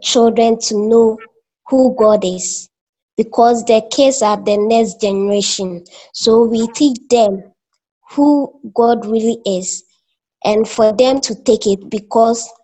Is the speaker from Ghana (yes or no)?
yes; Akokwaso, Eastern Region, Ghana; now in Kumasi, Ghana; I was born in Eastern Region, a small town called Akokwaso